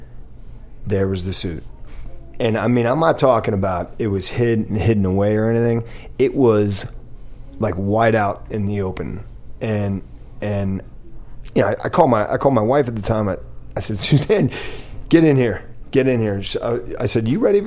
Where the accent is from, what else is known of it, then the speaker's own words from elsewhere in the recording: Washington, District of Columbia, United States; DC, right outside DC